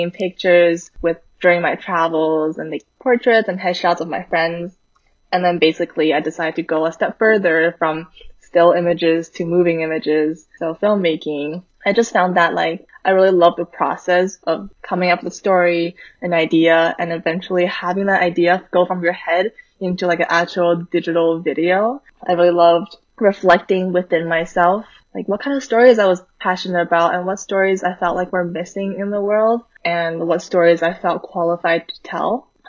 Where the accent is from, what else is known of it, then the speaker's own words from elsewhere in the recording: Vancouver, British Columbia, Canada; moved away as an adult; now in New York City, United States; I'm currently in New York City, but I grew up in Vancouver, where I went to a pretty STEM focused high school.